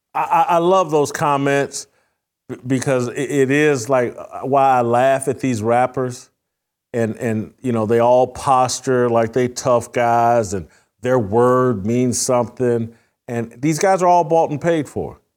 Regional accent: Indiana, United States; I'm from Indiana

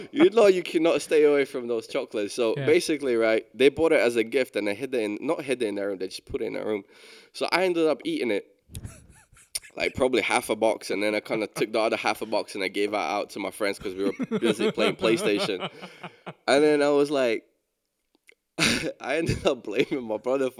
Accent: Scotland, United Kingdom; also born or lived in London

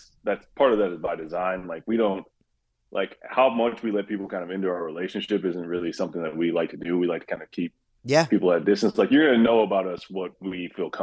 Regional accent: Kalamazoo, Michigan, United States; moved away as an adult; also born or lived in Grand Rapids, Michigan; I'm from Kalamazoo, Michigan, but I was living in Grand Rapids before we moved here

